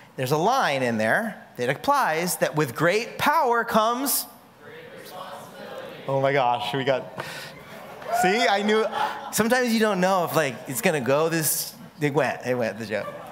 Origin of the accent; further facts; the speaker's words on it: California, United States; now in Hawaii, United States; I'm from California